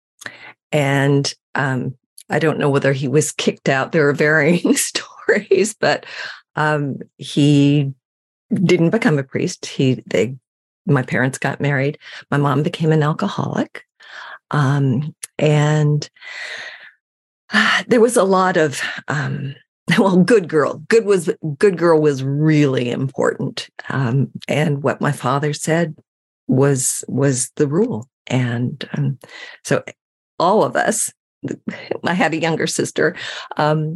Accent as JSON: {"language": "English", "town": "San Francisco", "region": "California", "country": "United States", "tie": "born or raised there", "said": "I grew up in San Francisco, and it was the heyday of the Haight-Ashbury"}